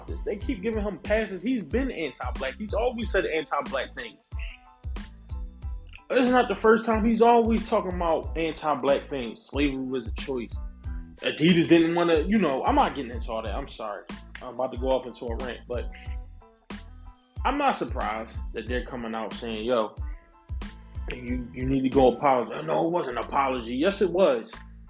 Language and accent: English; United States; I am a foundational black American. I am a descendant of American chattel slavery